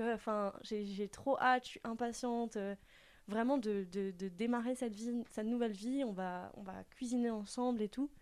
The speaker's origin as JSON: {"language": "French", "town": "Strasbourg", "region": "Grand Est", "country": "France", "moved": "as an adult", "lives_now": "Mulhouse, France", "said": "j'ai 22 ans, je viens de Strasbourg"}